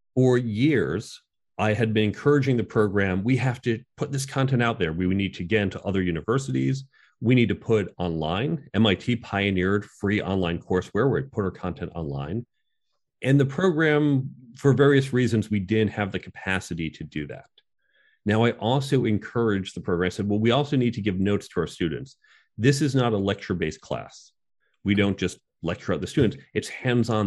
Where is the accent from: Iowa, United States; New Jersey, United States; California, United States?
New Jersey, United States; outside of New York; I grew up outside of New York, Chicago, New Jersey.